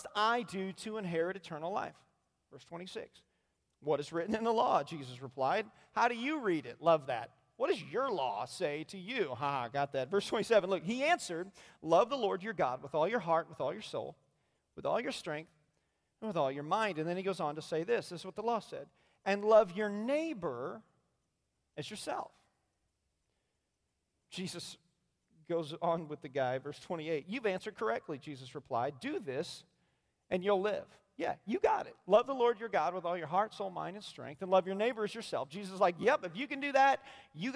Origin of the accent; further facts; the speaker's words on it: Indiana, United States; now in Fort Myers, United States; I'm from Indiana